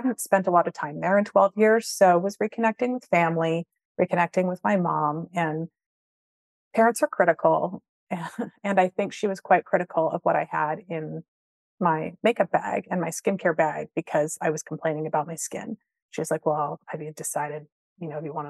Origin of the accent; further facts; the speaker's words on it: Vancouver, British Columbia, Canada; moved away; also born or lived in London, England; I grew up in Vancouver